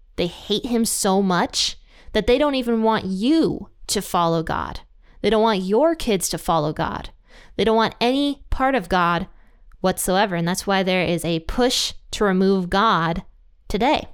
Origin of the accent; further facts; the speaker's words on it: Ohio, United States; my own home state of Ohio